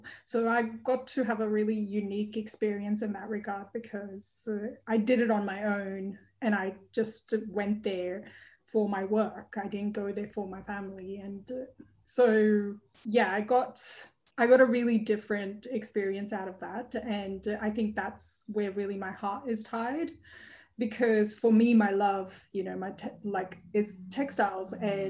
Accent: Sydney, New South Wales, Australia; I am from Sydney, Australia, but I'm also Indian.

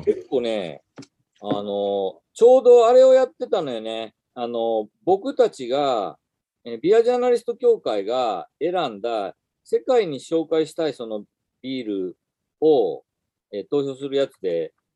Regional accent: Toyonaka, Osaka, Japan; moved away as an adult; also born or lived in Tokyo; now in Yosano, Japan; 大阪の豊中市っていうところで

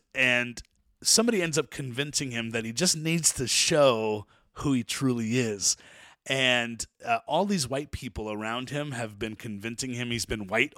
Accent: United States; Right? I'm an American, even though I have Nigerian blood, I have Italian blood, I literally come from a host of slaves.

